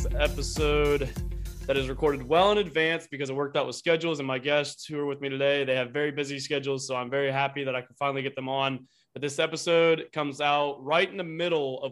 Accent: Ohio, United States; I'm from Ohio

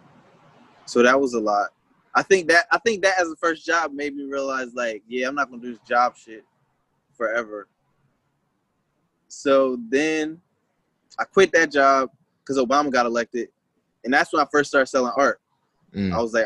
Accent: Wilmington, Delaware, United States; I'm from Wilmington

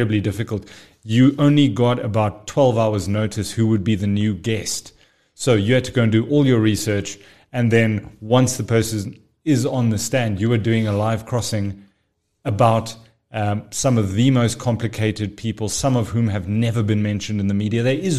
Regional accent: Pretoria, Gauteng, South Africa; born there; now in Johannesburg, South Africa; Born in Pretoria, lived most of my life overseas, got back to the country in 1998, went to university in Pretoria, and then made my way over to Joburg since about 2010 onwards.

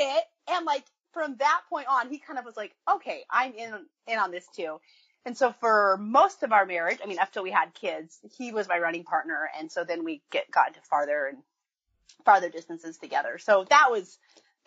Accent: Wyoming, United States; also born or lived in Iowa; now in Oregon, United States; I grew up in Wyoming, so grew up in a big family

